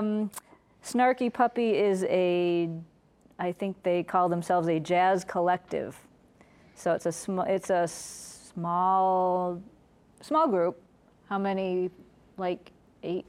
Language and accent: English; Liverpool, New York, United States; I grew up in Liverpool, New York.